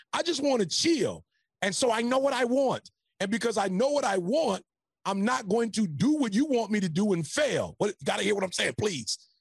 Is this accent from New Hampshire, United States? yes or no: no; Detroit, Michigan, United States; now in California, United States; I'm from Detroit